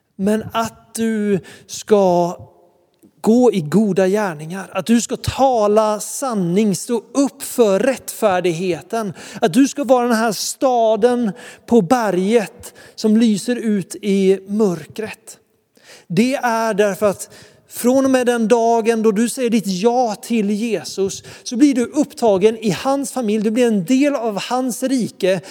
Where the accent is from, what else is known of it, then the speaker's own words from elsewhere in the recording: Sweden; kommer vi ett gäng ungdomar ifrån Sverige